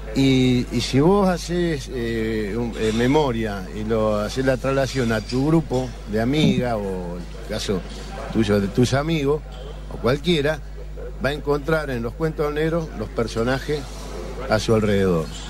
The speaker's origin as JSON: {"language": "Spanish", "town": "Rosario", "region": "Santa Fe", "country": "Argentina"}